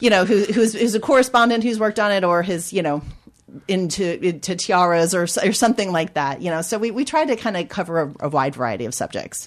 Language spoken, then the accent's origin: English; United States; moved away as an adult; now in United Kingdom; as an American coming over